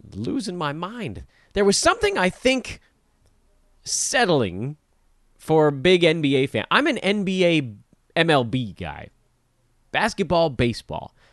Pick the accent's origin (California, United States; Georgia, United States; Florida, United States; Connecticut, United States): California, United States; Los Angeles